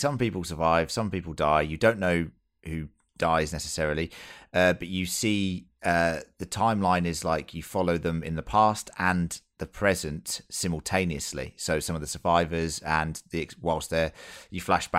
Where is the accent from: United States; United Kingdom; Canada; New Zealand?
United Kingdom; England; As an English person